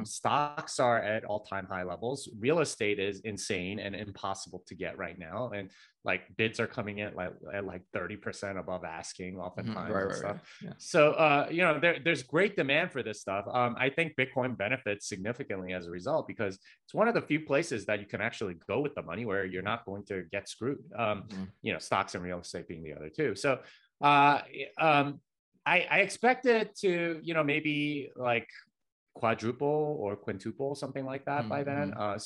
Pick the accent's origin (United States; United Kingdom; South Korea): South Korea; South Korea.